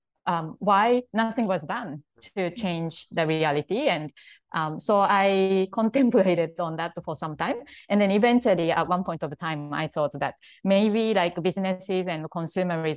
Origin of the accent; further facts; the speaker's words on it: Japan; English is a second language; moved away as an adult; I'm from Japan and I grew up in Japan.